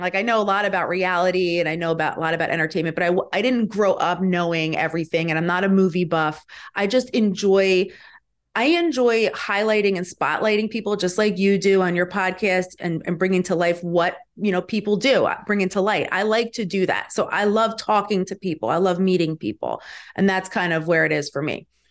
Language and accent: English; Galloway Township, New Jersey, United States; also born or lived in Atlantic City; I was born in Atlantic City, lived there as a baby, and then pretty much for my whole life have lived in Galloway Township